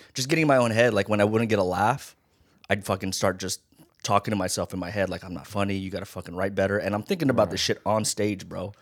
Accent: Las Vegas, Nevada, United States; also born or lived in Hawaii; Born in Hawaii, raised in Vegas

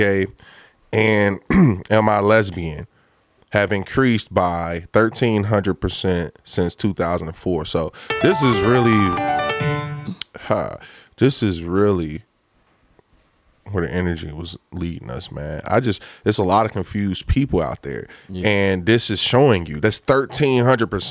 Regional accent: Lincoln Heights, Ohio, United States; I'm coming from Lincoln Heights

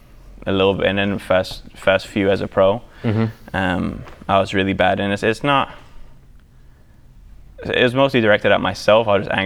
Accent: England, United Kingdom; born there; But well, I've also got the European blood in me. You know, I'm English.

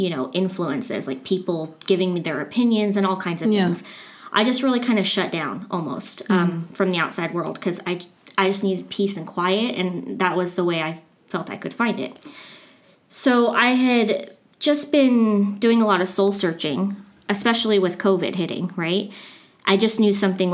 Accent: Riverside, California, United States; I grew up in Riverside, California

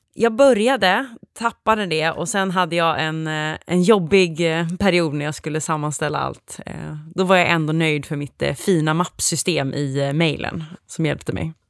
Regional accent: Gothenburg, Västra Götaland, Sweden; jag kommer ursprungligen ifrån Göteborg där jag också pluggade.

